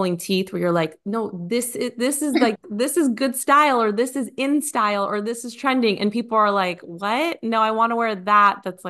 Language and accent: English; California, United States; moved away as an adult; now in Nashville, United States; so I'm from California originally. We moved here 3 years ago.